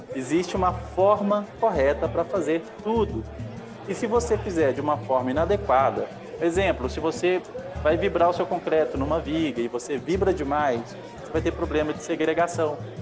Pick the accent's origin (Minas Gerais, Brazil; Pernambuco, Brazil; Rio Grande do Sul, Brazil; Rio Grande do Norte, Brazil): Minas Gerais, Brazil; accent: mineiro; o sotaque é mineiro